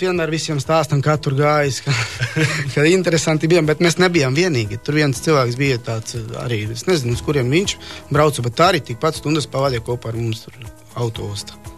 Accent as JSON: {"language": "Latvian", "area": "Vinkovci region", "region": "Vukovar-Syrmia County", "country": "Croatia", "second_language": "Latvian", "moved": "as an adult", "lives_now": "Latvia", "said": "šī ir kā reiz vietā no mana reģiona, no reģiona, no kurienes es, es esmu nācis. Dzimis esmu cita reģiona, bet nācis esmu"}